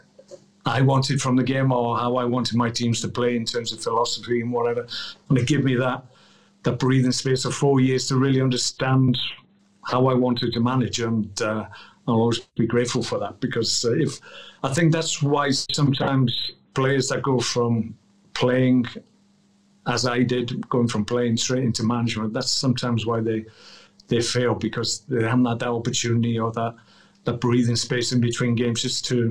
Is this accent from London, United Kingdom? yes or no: no; Wales, United Kingdom